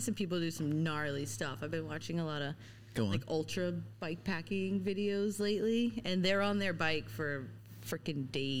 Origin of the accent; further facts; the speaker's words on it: United States; moved away as an adult; now in Whistler, Canada; I did move here full-time, got residency. Everybody in the comments is going to be like, oh, my God, how did you get residency as an American?